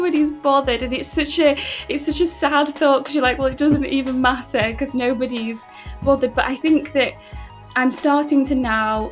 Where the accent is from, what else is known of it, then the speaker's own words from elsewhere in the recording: Manchester, North West England, United Kingdom; So I was born in Manchester, a different part of the north of England. I grew up with me, my mum, my sister.